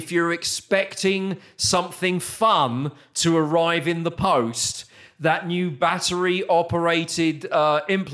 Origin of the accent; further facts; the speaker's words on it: United Kingdom; now in Texas, United States; back in the UK